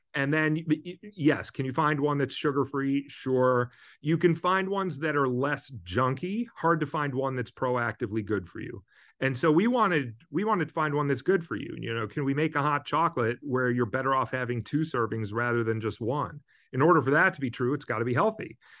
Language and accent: English; Midwest, United States; moved away as an adult; now in West Coast, United States; I grew up in the Midwest. I moved to the West Coast over twenty years ago now.